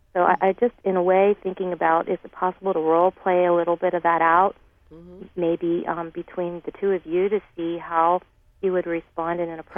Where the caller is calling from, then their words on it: Pittsburgh, Pennsylvania, United States; I'm calling from Pittsburgh, Pennsylvania.